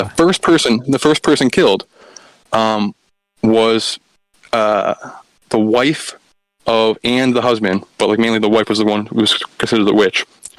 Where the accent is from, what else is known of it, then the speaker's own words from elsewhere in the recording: near Andover, Massachusetts, United States; But the town that I talk about, Andover, Massachusetts, it's, like, the town right next to me.